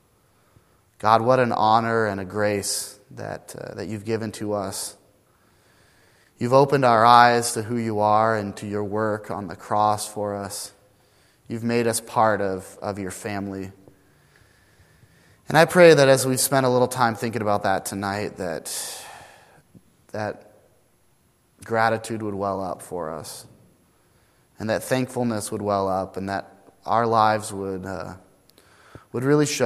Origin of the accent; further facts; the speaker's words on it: the Northwest, Pacific Northwest, United States; moved away; I was this kid from the Northwest